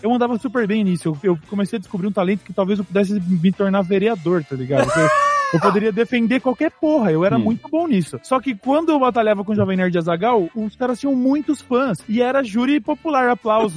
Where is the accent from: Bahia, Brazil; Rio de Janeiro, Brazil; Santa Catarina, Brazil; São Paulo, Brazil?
São Paulo, Brazil; eu sou do interior